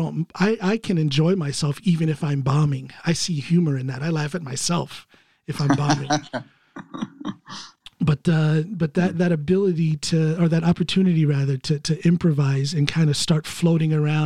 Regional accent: United States; now in Norway; I'm an American

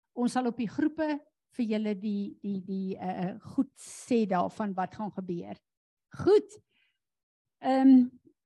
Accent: South Africa; ons as Suid-Afrikaners

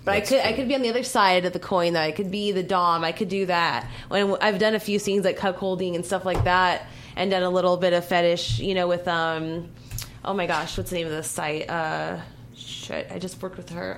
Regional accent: Southern California, United States; I'm from the Southern California

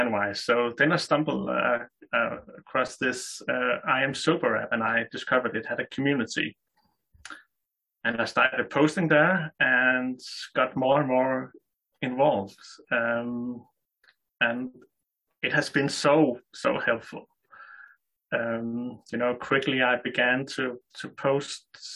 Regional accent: Denmark; I'm 30 years old from Denmark.

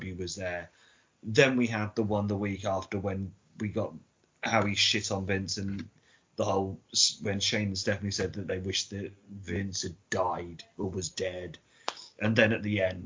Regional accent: England, United Kingdom; I'm English

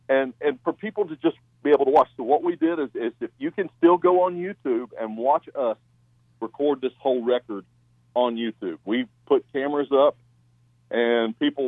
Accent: Warren County, Ohio, United States; moved away as an adult; also born or lived in Knoxville, Tennessee; We still love our Ohio people and love our roots there, and, it'll always be home

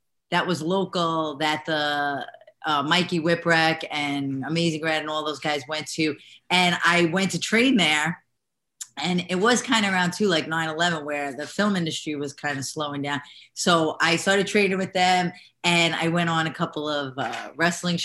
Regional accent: New York, United States; accent: New York Italian American; I'm a New Yorker

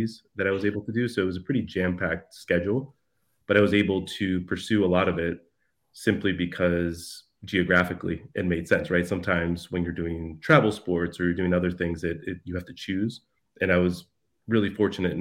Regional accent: Youngstown, Ohio, United States; also born or lived in Amarillo, Texas / Bogota, Colombia / Cartagena, Colombia; now in Chicago, United States; We made our way to Youngstown, Ohio, for my dad to teach for the Youngstown Penguins. And which is where my sister was born, and where, you know, most of our childhood

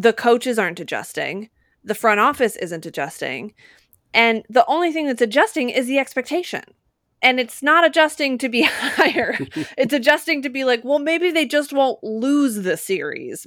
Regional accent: Utah, United States; moved away; I grew up in Utah

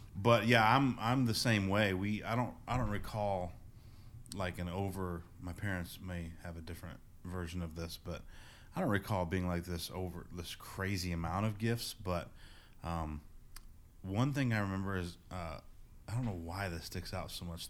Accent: near Indianapolis, United States; moved away; I grew up in, uh, near Indianapolis, Indiana

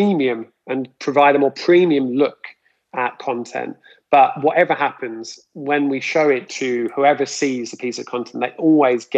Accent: Luton, East of England, United Kingdom; Leland's High School even, which I went to in Luton

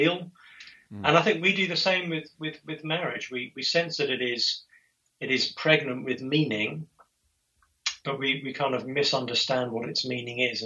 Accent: England, United Kingdom; I'm English

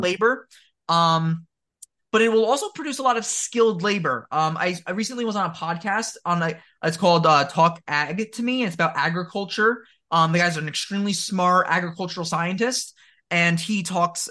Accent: New Jersey, United States; I live in New Jersey, born and raised

